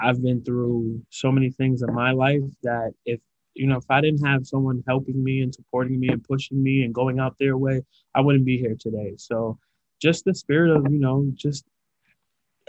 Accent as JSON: {"language": "English", "town": "New York City", "region": "New York", "country": "United States", "tie": "born or raised there", "also_born_or_lived": "Philadelphia area, Pennsylvania", "moved": "as an adult", "said": "I'm from Queens, New York, born and raised."}